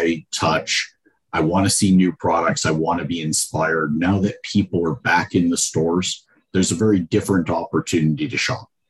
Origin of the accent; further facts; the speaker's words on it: Georgia, United States; I'm from Georgia